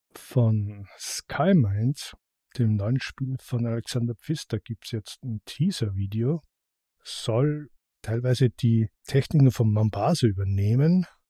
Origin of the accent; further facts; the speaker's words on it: Austria; bei uns in Österreich